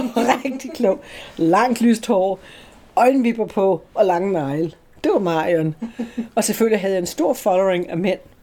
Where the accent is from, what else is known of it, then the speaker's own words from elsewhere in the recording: Slagelse, Zealand, Denmark; moved away as an adult; also born or lived in England; Jeg er ikke født i København, men jeg er født i Slagelse.